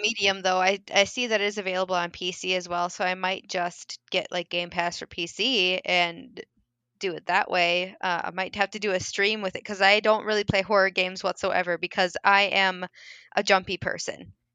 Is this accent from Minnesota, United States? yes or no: yes; Minnesota, United States; I am from Minnesota